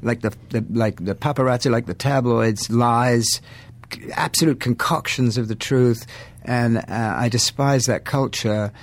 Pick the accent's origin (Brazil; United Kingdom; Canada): United Kingdom; England; I'm English.